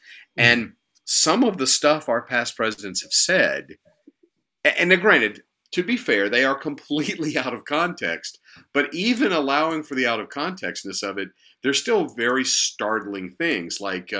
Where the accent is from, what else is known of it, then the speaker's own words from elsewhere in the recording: the South, United States; growing up in the South, I grew up eating.